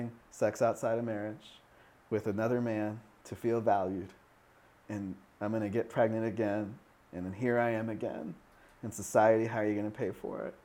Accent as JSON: {"language": "English", "town": "Seattle", "region": "Washington", "country": "United States", "tie": "born or raised there", "said": "I grew up in Lake City, Seattle"}